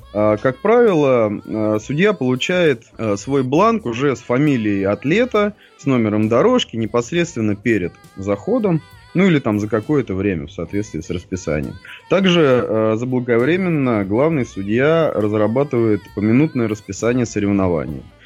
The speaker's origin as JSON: {"language": "Russian", "region": "Moscow", "country": "Russia", "tie": "born or raised there", "said": "родился я в Москве"}